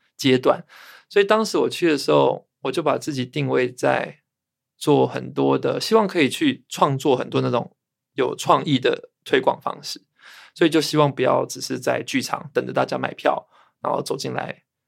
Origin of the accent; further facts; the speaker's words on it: Zhongli, Taoyuan, Taiwan; 我在中壢出生，我爸爸妈妈是台南人哦。所以小时候其实还是有很多的回乡经验是去到台南，然后亲戚啊都在南部，屏东、高雄、台南都有